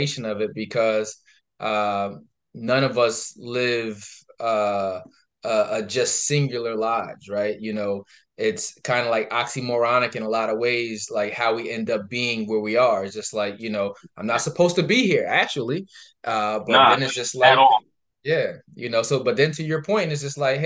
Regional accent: Albany, New York, United States; moved away; coming up in Albany

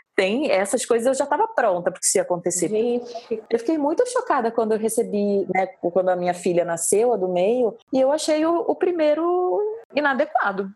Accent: Rio de Janeiro, Brazil; sou do Rio

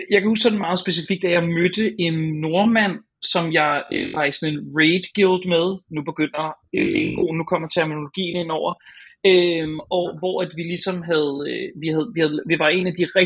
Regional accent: Hornbæk, Capital Region of Denmark, Denmark; rundt på de der villaveje i Hornbæk, hvor jeg voksede op.

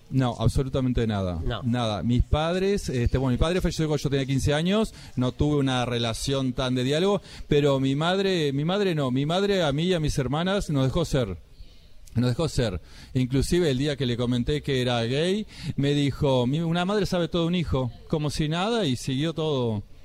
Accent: Maldonado, Uruguay; moved away; Soy el departamento Maldonado, pero Maldonado no es Punta

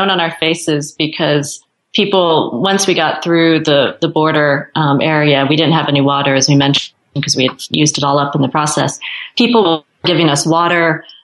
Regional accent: United States; like I knew there was nothing that anyone had against me as an American, as a tourist.

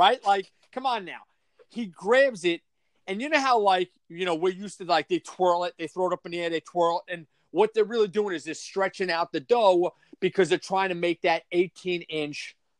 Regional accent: Long Island, New York, United States; moved away as an adult; also born or lived in Colorado; being born and raised on Long Island the first 18 years

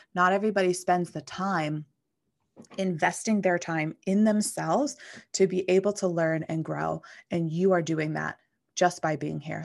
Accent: McKeesport, Pennsylvania, United States; moved away; I grew up in McKeesport, Pennsylvania

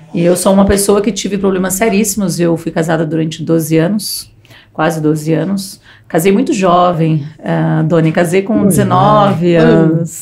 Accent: Mauá, São Paulo, Brazil; sou nascida em Mauá, cidade de Mauá, BC Paulista

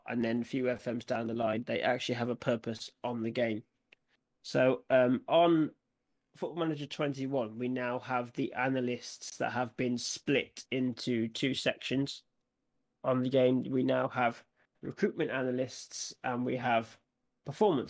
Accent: United Kingdom; I'm from the Midlands

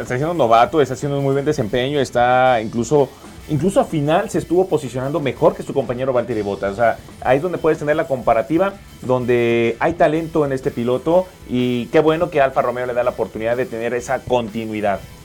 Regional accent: Mexico; como mexicanos

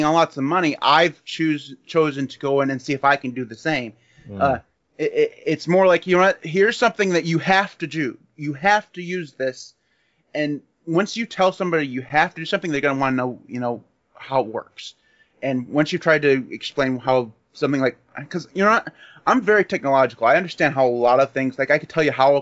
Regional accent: United States; I know I'm an American. I don't like talking bad about my people

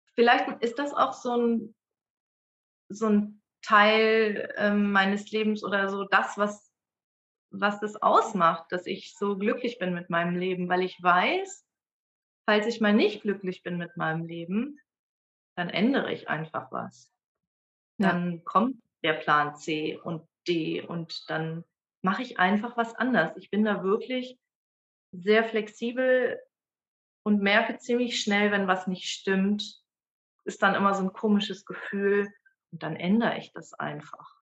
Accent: Dortmund, North Rhine-Westphalia, Germany; moved away; also born or lived in Bremen; geboren bin ich und aufgewachsen bin ich in Dortmund

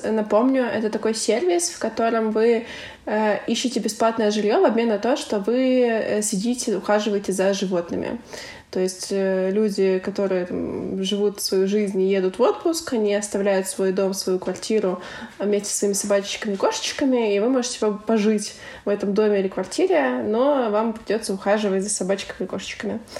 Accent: Ukraine; мне 25 лет, я из Украины, я диджитал номад, и я была в 32 странах.

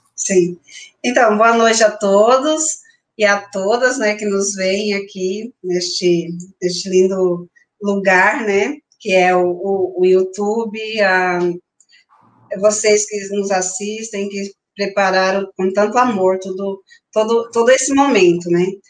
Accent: Brazil; moved away as an adult; also born or lived in Río Negro, Argentina; para nós, que somos brasileiros

